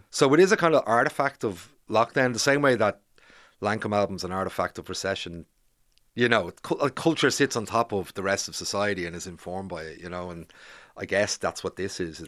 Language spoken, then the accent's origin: English; Bray, Leinster, Ireland; moved away as an adult; also born or lived in Grangegorman, Dublin; now in Dublin, Ireland; I grew up in Bray